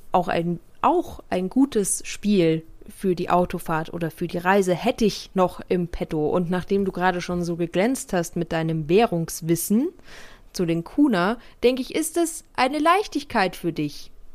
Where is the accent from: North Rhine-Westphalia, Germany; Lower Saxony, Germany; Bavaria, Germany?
Bavaria, Germany; Bei uns in Bayern